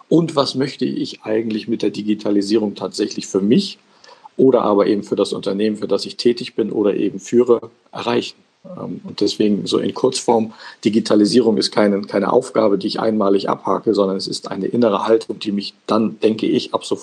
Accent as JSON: {"language": "German", "region": "Hamburg", "country": "Germany", "tie": "born there", "said": "ich bin geboren tatsächlich in Hamburg"}